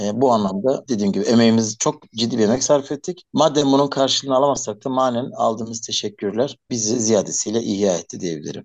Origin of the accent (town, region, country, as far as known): Elazığ Province, Turkey